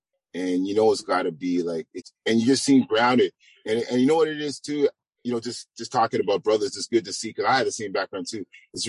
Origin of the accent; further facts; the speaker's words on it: Toronto, Ontario, Canada; I know we're from Toronto, but one thing we're from Toronto, I have people from across Canada